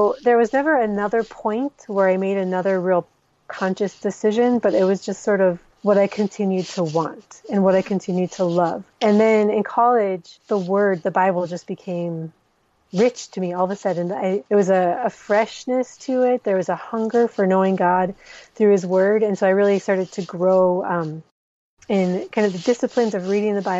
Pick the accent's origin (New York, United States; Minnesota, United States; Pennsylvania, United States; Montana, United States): Minnesota, United States; moved away as an adult; also born or lived in Somalia; now in Djibouti; I am originally from Minnesota, but my family has spent the last 17 years in the Horn of Africa